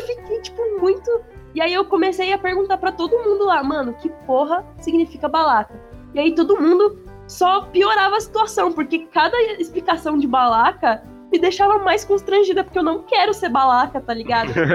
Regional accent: São Paulo, Brazil; accent: paulista; eu odiava o sotaque paulista

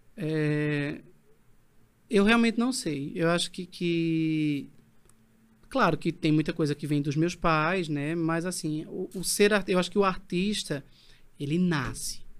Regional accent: Bezerros, Pernambuco, Brazil; eu sou de Bezerros, mas uhum. eu nasci, passei a infância e adolescência num vilarejo, uhum. na parte rural, né? Sim. Em Sapucarana

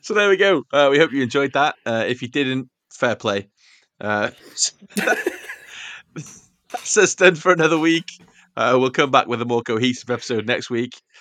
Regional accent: Wales, United Kingdom; I'm a Welshman in the middle of Greece

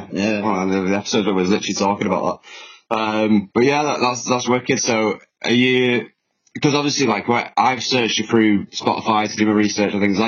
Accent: Manchester, North West England, United Kingdom; now in Anglesey, United Kingdom; I'm from Manchester originally. We live in Anglesey in Wales, so out in the sticks

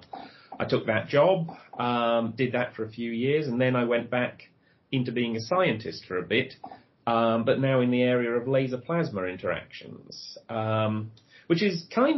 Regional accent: Birmingham, West Midlands, United Kingdom; moved away; also born or lived in St Andrews, Scotland; I was born in Birmingham, so I came from a big city

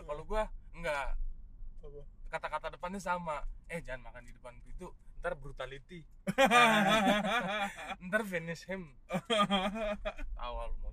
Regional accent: North Sumatra, Indonesia; jujur aja gue dan keluarga gue di di, di orang Nias lah kultur kami orang Indonesia

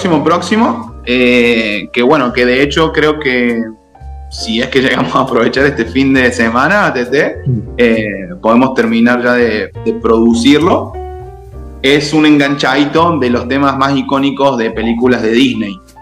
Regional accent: Córdoba, Argentina; de Córdoba

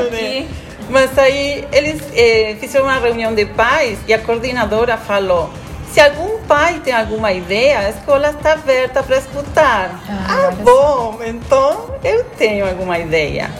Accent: Argentina; Portuguese is a second language; moved away as an adult; now in Garopaba, Brazil; sou argentina.

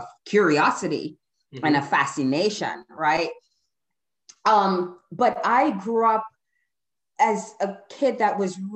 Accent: Trinidad & Tobago; now in United States; I was born in Trinidad and Tobago, migrated to the US almost 40 years ago

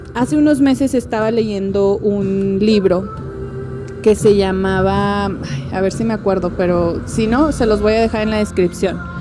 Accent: Mexico

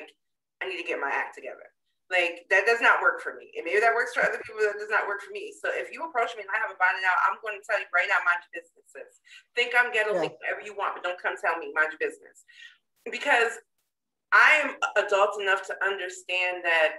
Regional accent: Connecticut, United States; I grew up in Connecticut

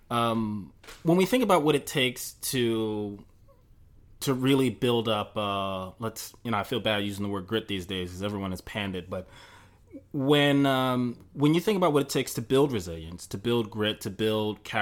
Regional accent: Mississippi, United States; uh, pain that you know I'm in, you know I grew up in Mississippi.

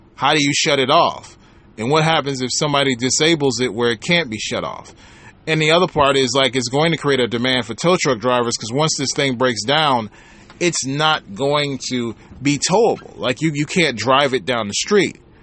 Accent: Michigan, United States; my home state, Michigan

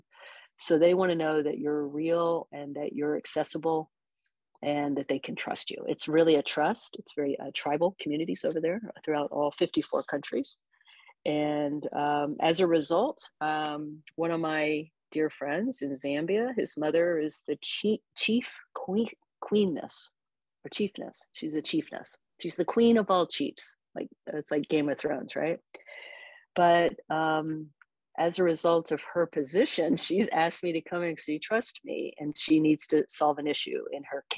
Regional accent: United States; also born or lived in Encinitas, California; I'm American

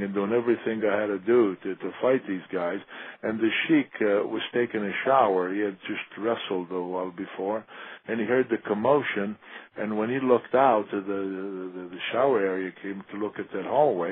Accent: Italy; moved away; I want to go back to my hometown

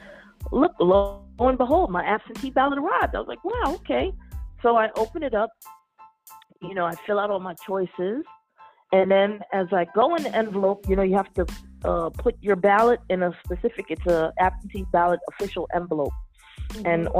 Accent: New York City, New York, United States; also born or lived in Bed-Stuy, Brooklyn; I'm originally born and raised in the Bronx, and I've been in Bed-Stuy the past 10 years.

